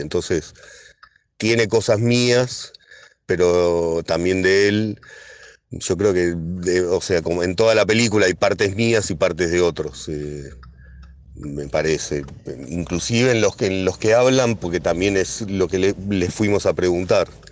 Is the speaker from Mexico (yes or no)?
no; Hurlingham, Buenos Aires Province, Argentina; como somos de Burlingame